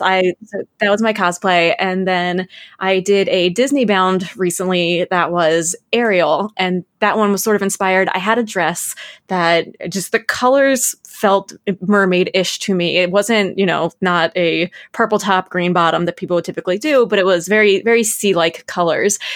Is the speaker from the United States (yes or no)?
yes; Maryland, United States; I'm from Maryland